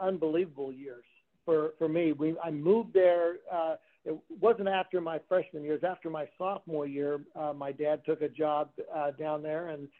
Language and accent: English; Kansas, United States; My family is from Kansas and still lives there now. But we grew up in small towns.